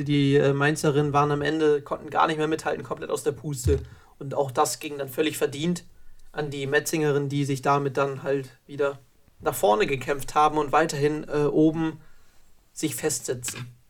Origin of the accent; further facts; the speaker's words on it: Baden-Württemberg, Germany; bei uns in Baden-Württemberg